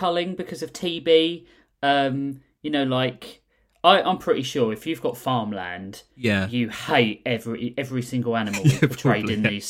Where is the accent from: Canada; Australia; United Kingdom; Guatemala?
United Kingdom